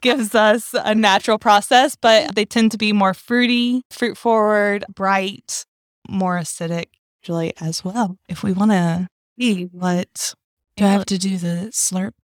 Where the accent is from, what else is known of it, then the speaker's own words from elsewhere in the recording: North Carolina, United States; North Carolina roots